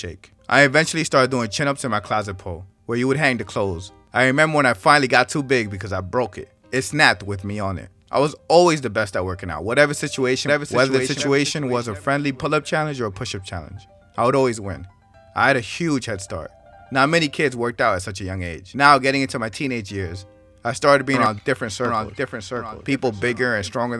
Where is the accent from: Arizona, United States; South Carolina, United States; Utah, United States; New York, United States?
New York, United States; New York City; I was born and raised in New York City, Washington Heights to be exactly.